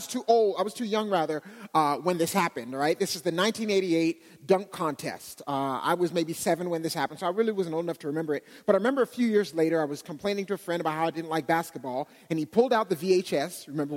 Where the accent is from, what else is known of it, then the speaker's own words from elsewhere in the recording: Pittsburgh, Pennsylvania, United States; now in Dallas, United States; As Adam mentioned, I came from Pittsburgh. Don't worry, I'm not a Steeler fan